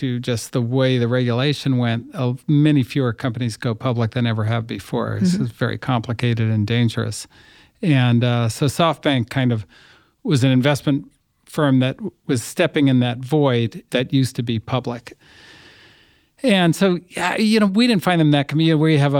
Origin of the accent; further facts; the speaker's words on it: Berkeley, California, United States; also born or lived in New York; Okay, well, you know, I grew up in the People's Republic of Berkeley, and I went to school in New York at Columbia